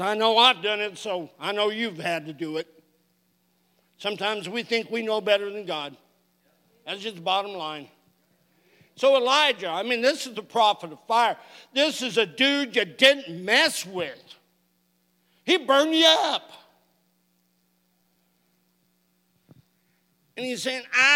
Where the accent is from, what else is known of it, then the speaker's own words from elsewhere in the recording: California, United States; now in Oklahoma, United States; I grew up in California